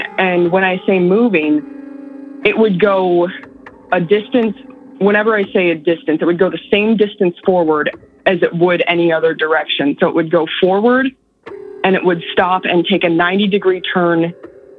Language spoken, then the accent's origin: English; Northern Illinois, United States; now in San Antonio, United States; from Northern Illinois, where I grew up